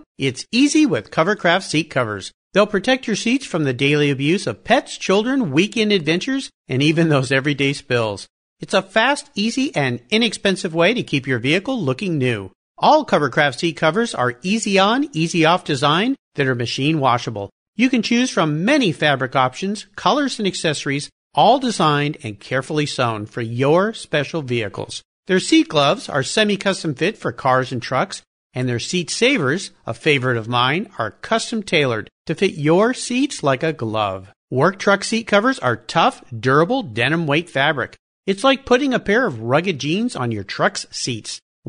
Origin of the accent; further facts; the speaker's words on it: California, United States; I was born and raised in California, and so I grew up with flip-flops and a surfboard. Never a cowboy hat